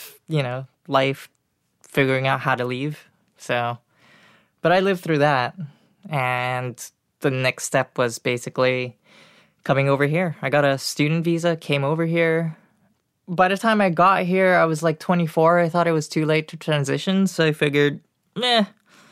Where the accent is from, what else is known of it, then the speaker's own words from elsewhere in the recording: Singapore; moved away as an adult; now in United States; I was born in Singapore.